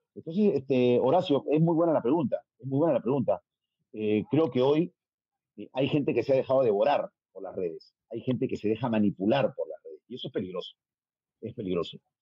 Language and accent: Spanish; Peru; Soy el único peruano que ha estado en Fox